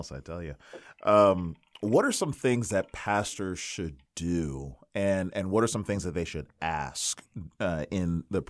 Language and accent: English; Maryland, United States